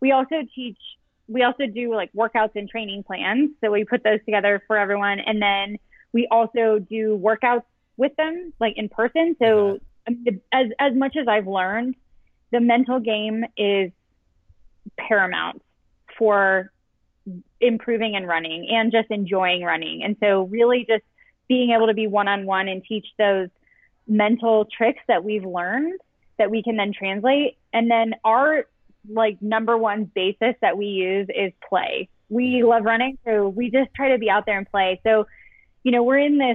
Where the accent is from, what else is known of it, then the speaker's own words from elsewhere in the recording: Colorado, United States; moved away; also born or lived in Chicago; we are both from Colorado. So we both moved back that same year